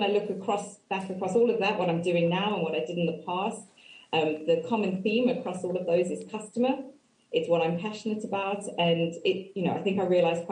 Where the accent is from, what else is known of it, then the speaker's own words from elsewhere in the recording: Cape Town, Western Cape, South Africa; moved away as an adult; now in Reading, United Kingdom; I grew up in Cape Town, and I moved to the UK about 13 years ago